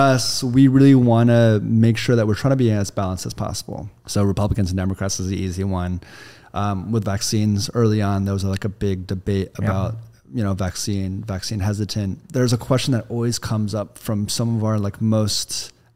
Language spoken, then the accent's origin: English; Kansas, United States; also born or lived in New York; now in Los Angeles, United States; I'm from Kansas, very, very Bible Belt, relatively red state. We live in LA now